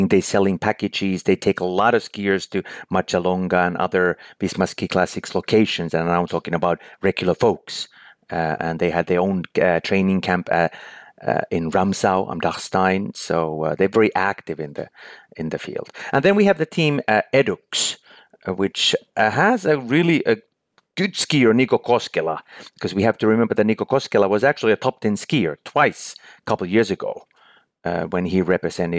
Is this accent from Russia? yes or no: no; Finland; born or raised there